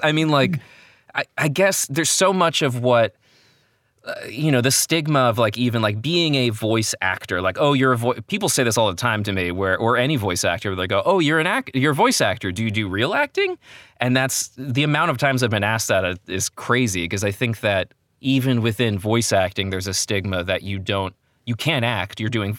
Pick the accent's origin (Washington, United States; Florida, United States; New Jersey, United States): New Jersey, United States